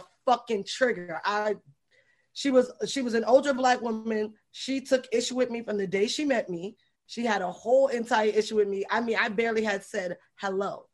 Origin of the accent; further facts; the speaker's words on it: New York City, New York, United States; I'm just from 4 train stops going further into the Bronx.